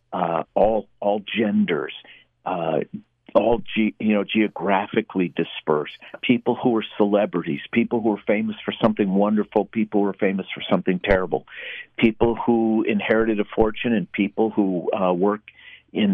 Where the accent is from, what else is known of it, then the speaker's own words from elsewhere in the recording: Minneapolis, Minnesota, United States; I was born in Minneapolis in 1960